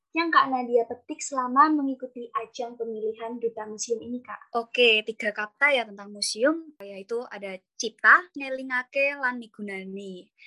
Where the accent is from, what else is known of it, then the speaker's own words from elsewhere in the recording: Java, Indonesia; also born or lived in Special Region of Yogyakarta; kita tuh orang Jawa